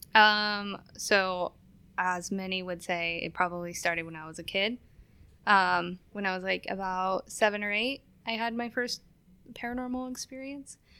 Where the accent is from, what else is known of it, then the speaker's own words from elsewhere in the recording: Billings, Montana, United States; moved away as an adult; also born or lived in California; now in Spokane, United States; I was in the first grade, and we moved into a house, um, in Billings, Montana.